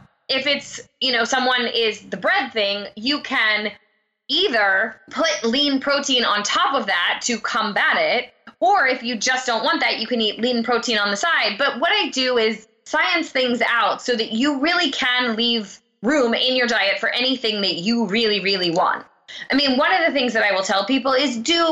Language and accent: English; Pennsylvania, United States; I'm from Pennsylvania, I'm Italian